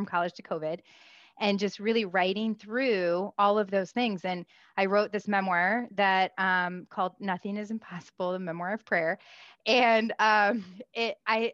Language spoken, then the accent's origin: English; Midwest, United States; I grew up in the Midwest